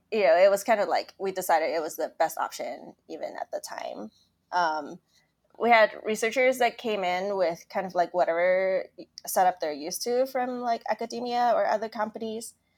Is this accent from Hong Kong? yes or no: yes; Hong Kong; I grew up in Hong Kong